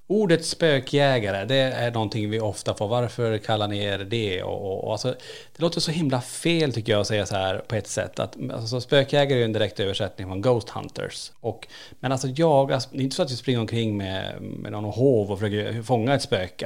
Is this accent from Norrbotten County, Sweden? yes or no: yes; Kiruna, Norrbotten County, Sweden; now in Borås, Sweden; vi är födda och uppvuxna i Kiruna. Född på 70-80-talet där uppe och flyttat ner.